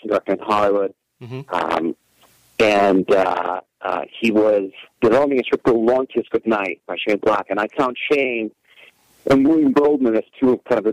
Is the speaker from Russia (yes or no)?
yes; Russia; moved away as an adult; now in United States; I was originally born and raised in Russia, and just so happened that my first year in the United States was also my first year at USC